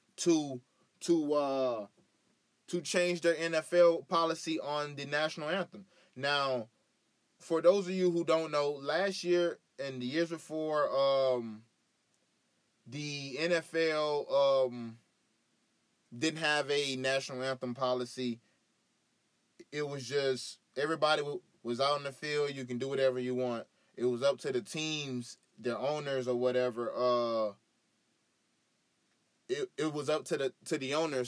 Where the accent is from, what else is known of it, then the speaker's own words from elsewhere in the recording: Florida, United States; also born or lived in Tallahassee, Florida / Greenville, Florida; I grew up, born and raised in Florida. Born in Tallahassee, Florida, lived there until my grandmother got sick, you know, and then we moved away, you know, to a small town in Greenville.